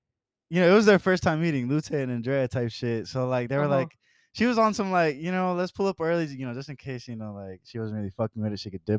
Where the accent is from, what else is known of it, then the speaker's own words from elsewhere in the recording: Atlanta, Georgia, United States; I'm from Atlanta, so we don't really call it like that.